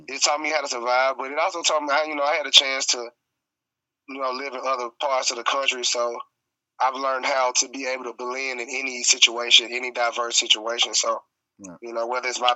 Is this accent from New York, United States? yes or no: no; Memphis, Tennessee, United States; growing up in Memphis